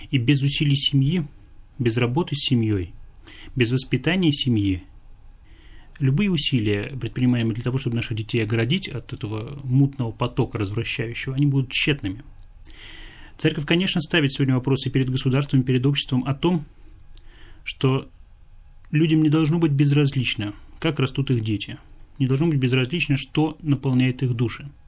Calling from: Tatarstan, Russia; я беспокою вас из Татарстана.

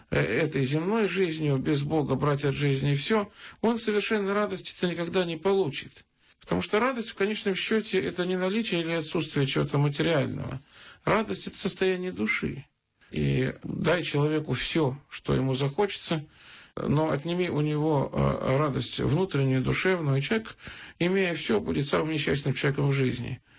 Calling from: Pskov Oblast, Russia; я из Псковской области звоню.

